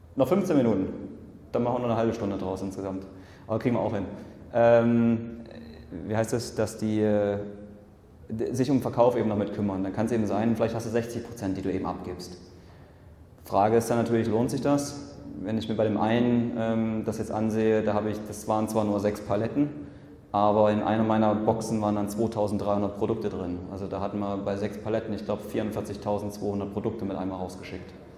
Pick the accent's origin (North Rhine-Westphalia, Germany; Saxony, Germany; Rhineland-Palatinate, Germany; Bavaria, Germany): Saxony, Germany; Leipzig; moved away as an adult; haben erstmal wieder ein Jahr in Leipzig gelebt, das ist so meine Heimat